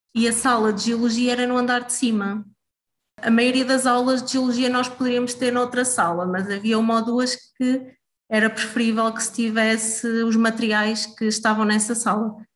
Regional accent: Oliveira do Hospital, Centro, Portugal; also born or lived in Coimbra; nasci e cresci em Oliveira do Hospital

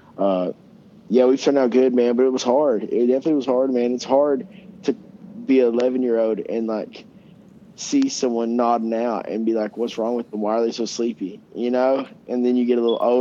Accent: Coeburn, Virginia, United States; I grew up in Coburn, but I grew up in an area in Coburn they call Riverview

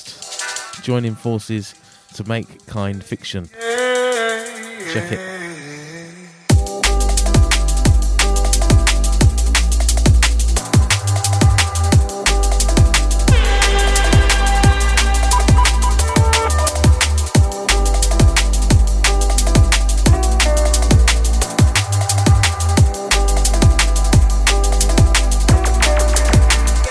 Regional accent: Hastings, South East England, United Kingdom; my hometown Hastings

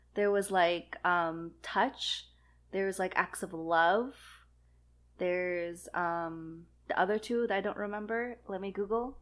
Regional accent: Vancouver, British Columbia, Canada; now in Montreal, Canada; when I was growing up in Vancouver, but more when I moved to Montreal

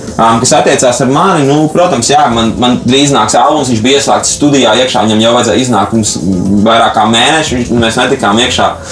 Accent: Latvia; also born or lived in United States; es esmu no Latvijas

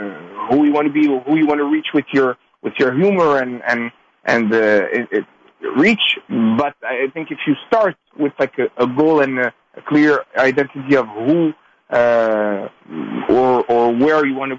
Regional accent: Canada; the fact that of being Jewish, being of Moroccan descent, being Canadian, there's a lot to use.

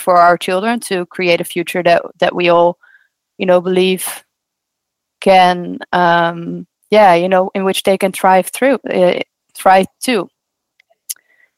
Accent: Netherlands; I grew up in the Netherlands

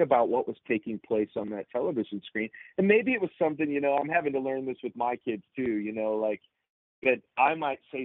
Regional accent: Chicago suburbs, Illinois, United States; I was a preacher's kid growing up in the Chicago suburbs

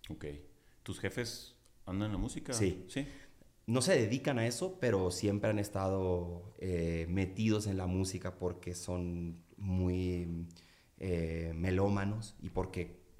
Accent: Culiacán, Sinaloa, Mexico; now in Mexico City, Mexico; Fíjate que siempre me clavé mucho con la lluvia en, Culiacán. La idea que yo tenía cuando llegué a vivir a la Ciudad de México es que en Culiacán llovía poco.

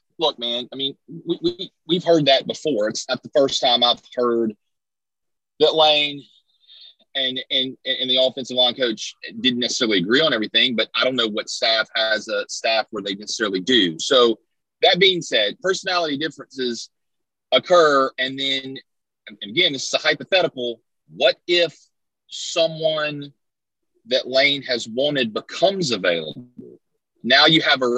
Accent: Mississippi, United States; growing up in Mississippi

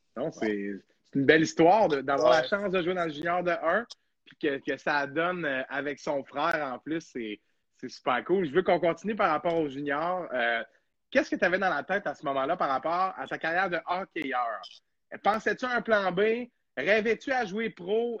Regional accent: Montreal, Quebec, Canada; moved away; also born or lived in Jonquière; Je viens de Montréal

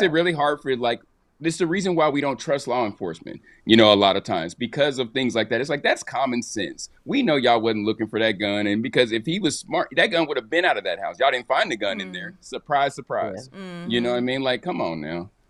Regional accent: Midwest, United States; I'm from the Midwest

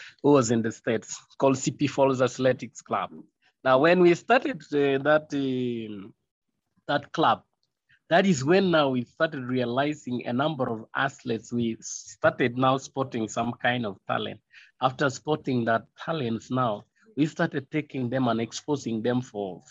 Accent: Kapchorwa, Eastern Region, Uganda; also born or lived in Ngenge, Kween District, Uganda; I was born in Genge in the low belt of Sebei. But since 1985, we migrated to Captura town

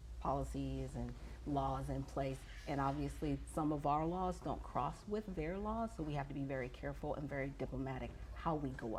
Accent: United States; I'm an American citizen. Mm. I grew up here. This is my home

